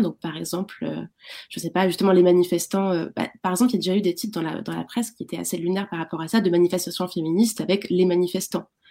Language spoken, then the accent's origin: French; France; en tant que Française, Français